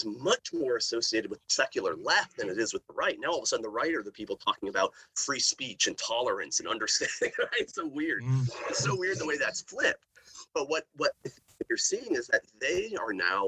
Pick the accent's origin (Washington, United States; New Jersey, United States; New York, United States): Washington, United States; outside of Seattle; moved away; growing up in Seattle, outside of Seattle, when I was growing up